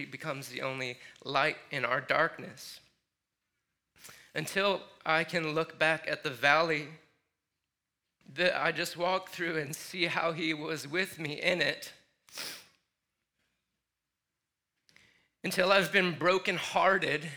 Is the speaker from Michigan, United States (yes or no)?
yes; Michigan, United States; moved away; growing up in Michigan